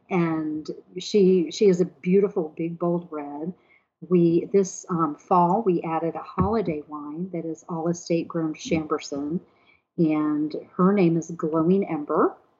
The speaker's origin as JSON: {"language": "English", "town": "Houston", "region": "Texas", "country": "United States", "tie": "born or raised there", "also_born_or_lived": "Sugar Land, Texas", "moved": "as an adult", "lives_now": "Mayodan, United States", "said": "we were raised in Houston, Texas"}